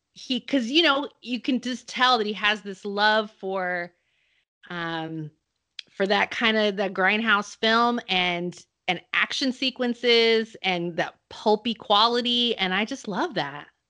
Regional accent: Salinas, California, United States; I grew up in Salinas, California

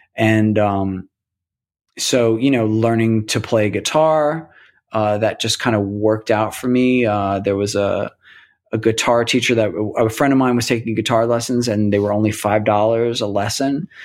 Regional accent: New York City, New York, United States; also born or lived in State College, Pennsylvania / Astoria, Queens / Toledo, Ohio; I grew up in Rockaway Beach in Queens

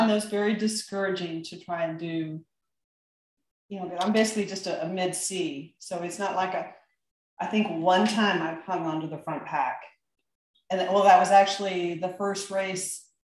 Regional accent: United States; I'm American.

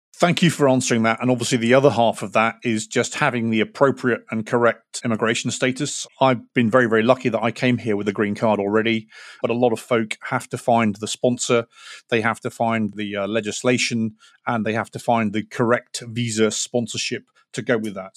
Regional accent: United Kingdom; now in United States; I'm a Brit talking to you, uh, in America.

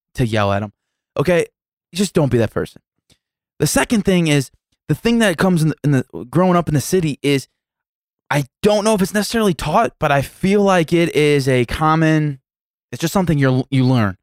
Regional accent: United States; being raised and growing up in South City

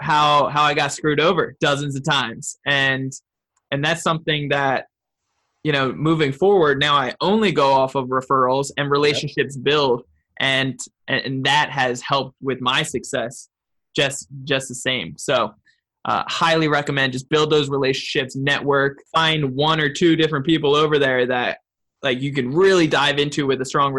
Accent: California, United States; And I'm young and I'm from California.

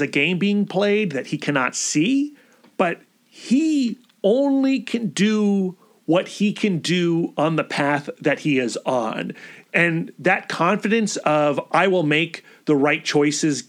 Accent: United States; I as an American, as a person with Western sensibilities

